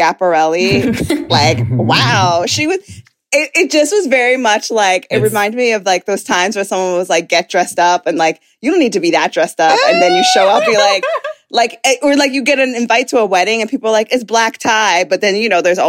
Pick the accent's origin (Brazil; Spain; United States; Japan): United States; New York City, New York; as a New Yorker